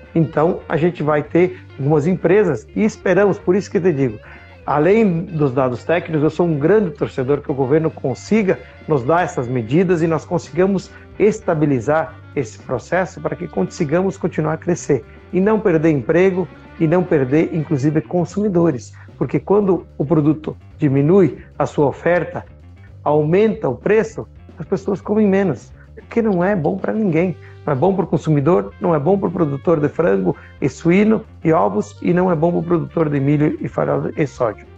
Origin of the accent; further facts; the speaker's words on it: Marau, Rio Grande do Sul, Brazil; eu sou de uma cidade de Marau, onde a gente vive